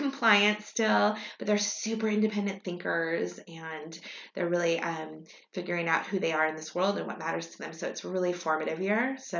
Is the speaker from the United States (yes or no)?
no; Hong Kong; born there; one interesting thing about me that most people don't know is that I was born in Hong Kong. So I was born in 1970.